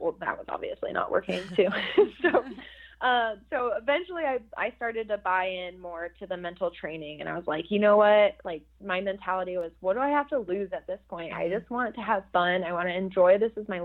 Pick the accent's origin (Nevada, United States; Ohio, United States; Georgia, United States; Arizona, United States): Arizona, United States; Phoenix; moved away as an adult; I'm from Phoenix, Arizona